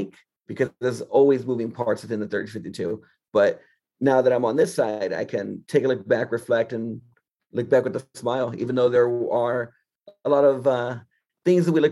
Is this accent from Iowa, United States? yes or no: no; Anaheim, California, United States; growing up in Anaheim